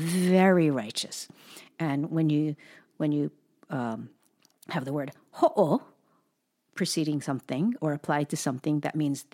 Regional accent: Hawaii, United States; having been born and raised in Hawaii

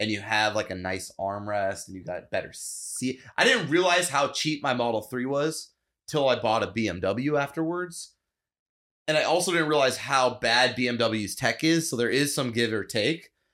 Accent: United States; I'm American

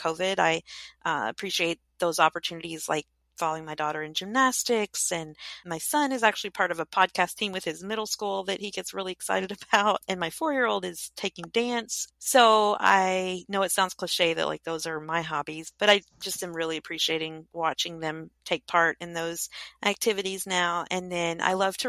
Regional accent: Kentucky, United States; I grew up in Kentucky

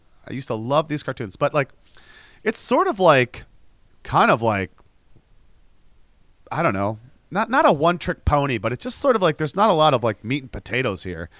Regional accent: United States; I am American and we're both speaking English.

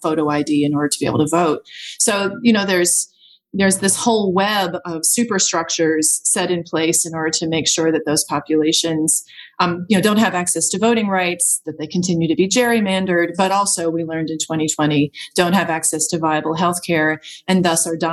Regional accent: Alabama, United States; moved away as an adult; I grew up in Alabama. I grew up down the street from here

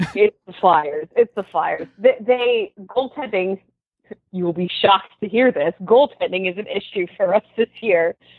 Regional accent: Philadelphia, Pennsylvania, United States; I'm from Philadelphia

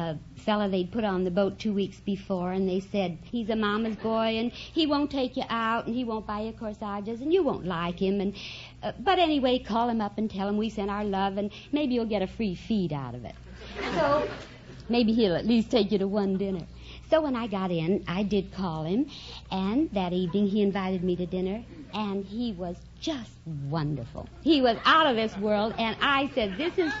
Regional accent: Denver, Colorado, United States

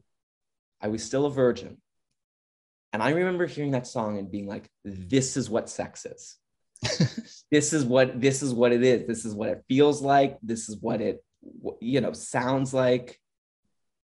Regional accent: Orange County, California, United States; I'm from Orange County, and I wasn't allowed to watch much TV when I was growing up.

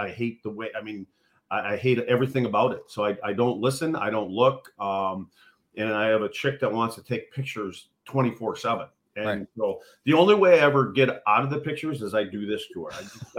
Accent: Eagle River, Wisconsin, United States; So on my hockey card, it says Rhinelander because there was no hospital in my hometown kids are born in.

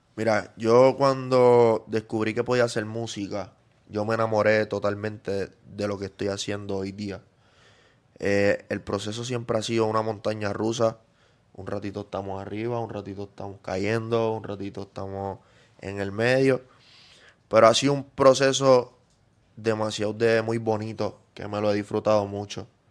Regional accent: Yabucoa, Puerto Rico; Yo empecé en mi pueblito humilde en Yabucoa, allá en el campo

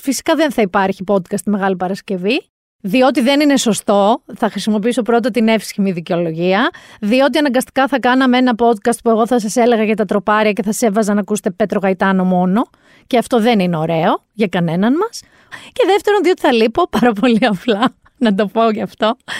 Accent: Mani, Peloponnese, Greece; Προέρχομαι από μία περιοχή η καταγωγή μου είναι από τη Μάνη. Στη Μάνη Θυμάμαι μικρή

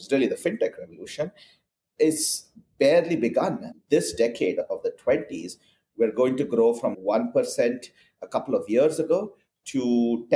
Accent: India; moved away as an adult; now in Portland, United States; I'm originally from India, and I grew up there and started my career as a software engineer

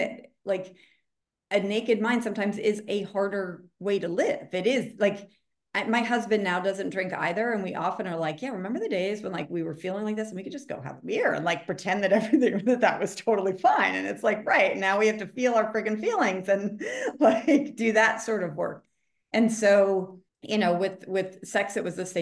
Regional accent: outside of Boston, Massachusetts, United States; I grew up outside of Boston, so it was like Puritan culture.

